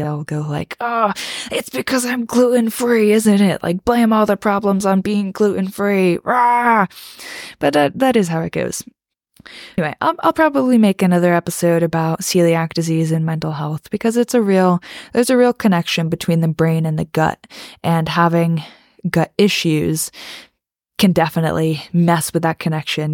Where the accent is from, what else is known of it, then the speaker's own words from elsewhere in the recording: East Coast, United States; also born or lived in the South (US); I live in America on the East Coast, and I grew up mostly on the East Coast, but I did move to the South when I was in eighth grade